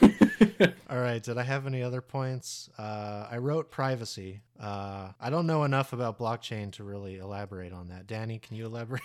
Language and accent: English; United States; we're all American